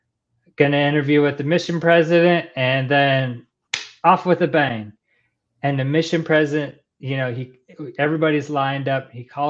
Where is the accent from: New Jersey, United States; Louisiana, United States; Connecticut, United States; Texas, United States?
Texas, United States; born there; accent: Texan; So I was born in Texas, lived in Texas a couple times, stationed in Texas a couple times.